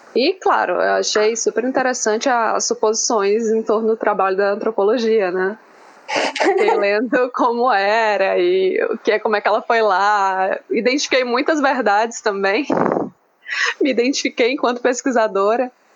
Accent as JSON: {"language": "Portuguese", "region": "Ceará", "country": "Brazil", "also_born_or_lived": "Santa Catarina", "moved": "yes", "said": "eu sou do Ceará e eu faço pesquisa em Santa Catarina."}